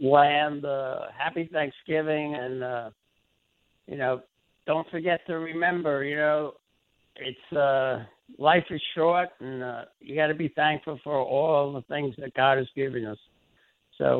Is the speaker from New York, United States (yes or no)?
yes; New York City, New York, United States; we grew up in the Bronx together